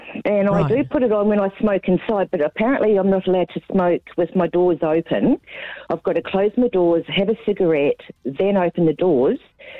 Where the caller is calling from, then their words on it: Gold Coast, Queensland, Australia; I'm calling from the Gold Coast.